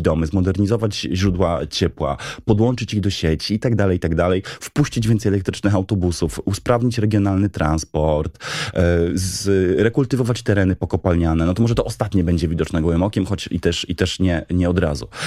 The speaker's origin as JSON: {"language": "Polish", "town": "Wrocław", "region": "Lower Silesian Voivodeship", "country": "Poland", "tie": "born or raised there", "said": "Się wychowałem we Wrocławiu."}